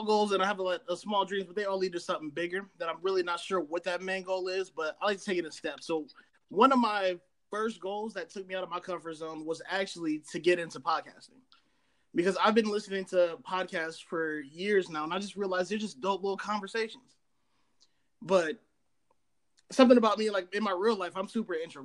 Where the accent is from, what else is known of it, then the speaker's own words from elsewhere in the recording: Columbus, Ohio, United States; I'm from Columbus, Ohio